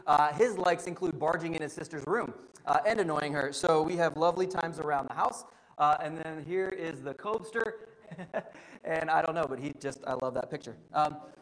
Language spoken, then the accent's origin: English; Parkertown, United States; now in Mesa, United States; I'm currently living in Mesa, Arizona, but I was born in Parkertown